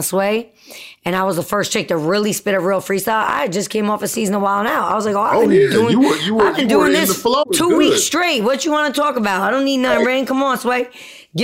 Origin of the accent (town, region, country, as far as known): New Jersey, United States